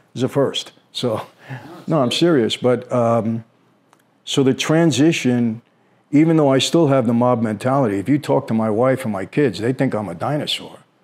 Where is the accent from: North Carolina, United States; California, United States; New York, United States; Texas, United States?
New York, United States; New York City; we grew up in Brooklyn